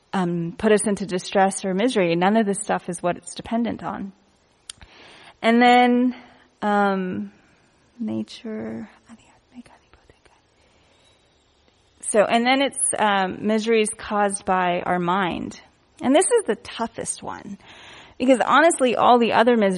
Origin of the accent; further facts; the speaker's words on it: India; I'm Indian